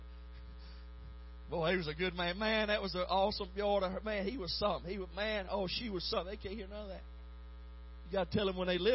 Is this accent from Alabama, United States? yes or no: yes; Alabama, United States; moved away; Alabama's my home state